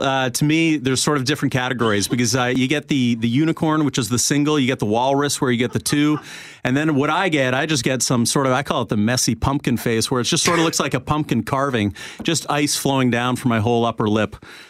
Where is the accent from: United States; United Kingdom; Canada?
Canada; Calgary, Alberta; now in Manitoba, Canada; I grew up in Calgary, so I was not unfamiliar with winter, but I never really experienced winter until I came to Manitoba.